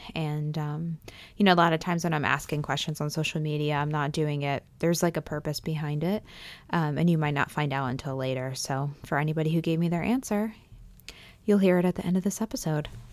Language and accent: English; Pennsylvania, United States; moved away; I grew up in Pennsylvania. We have a very large Amish and Mennonite population there.